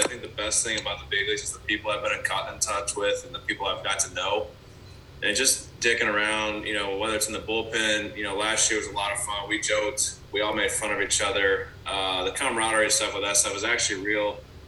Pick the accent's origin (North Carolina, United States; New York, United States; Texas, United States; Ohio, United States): Ohio, United States; Bryan; also born or lived in Georgia; now in California, United States; I had a really good time growing up in Bryan.